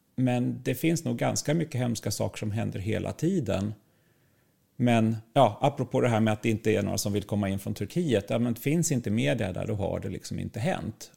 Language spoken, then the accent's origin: Swedish; Sweden; vi som svenskar